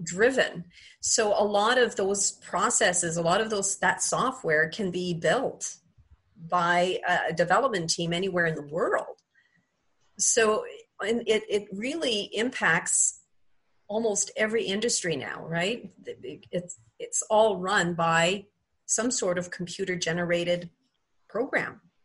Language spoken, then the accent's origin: English; Quebec, Canada; moved away as an adult; now in Ontario, Canada; I um, am a Quebec born and raised uh, girl, so I'm French Canadian